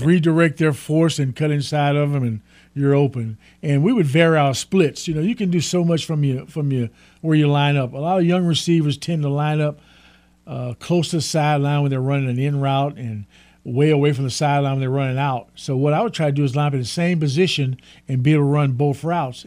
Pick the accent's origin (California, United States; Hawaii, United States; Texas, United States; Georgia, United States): Texas, United States; Port Arthur; I actually grew up with them in the same little town across the state line called Port Arthur, Texas